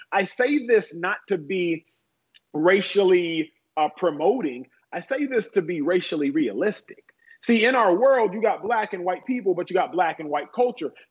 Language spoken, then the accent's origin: English; Dallas, Texas, United States; So I grew up first generation American in Dallas, Texas. My parents born and raised in Nigeria.